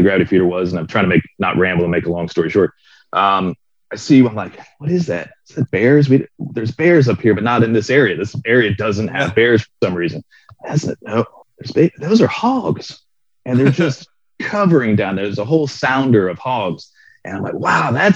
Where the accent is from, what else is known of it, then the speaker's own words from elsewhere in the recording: Florida, United States; I grew up in Florida